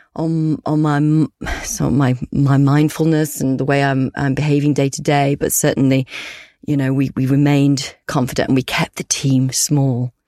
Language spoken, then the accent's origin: English; Yorkshire and the Humber, United Kingdom; we're both from Yorkshire, we're both Yorkshire girls